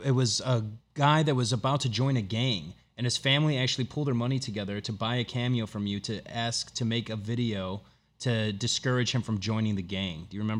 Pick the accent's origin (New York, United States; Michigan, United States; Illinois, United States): Illinois, United States; Chicago; moved away as an adult; also born or lived in Arlington Heights, Illinois; now in Los Angeles, United States; So I'm from the Northwest Side. Originally born in Arlington Heights, which is about 20 miles north of Chicago. But I lived in Chicago from... full-time from 16 until, honestly, just a year ago, I made the full transition out to the West Coast.